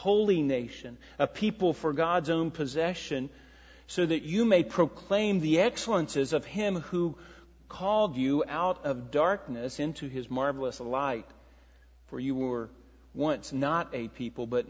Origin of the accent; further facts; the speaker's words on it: United States; growing up in America